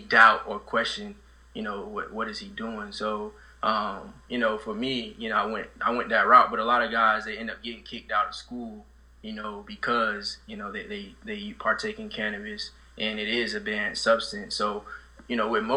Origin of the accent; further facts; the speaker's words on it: Sanford, Florida, United States; I come from Sanford, Florida, you know, low-income housing